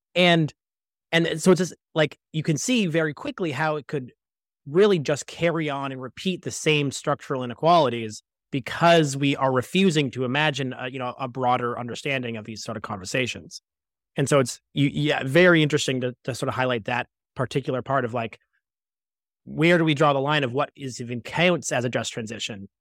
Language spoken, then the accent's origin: English; Toronto, Ontario, Canada; I grew up in Scarborough